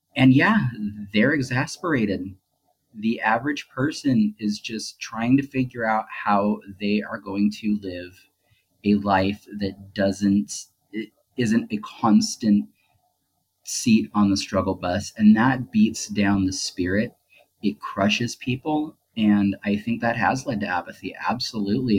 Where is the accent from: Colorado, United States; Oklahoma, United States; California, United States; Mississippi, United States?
California, United States; Southern; growing up in Southern California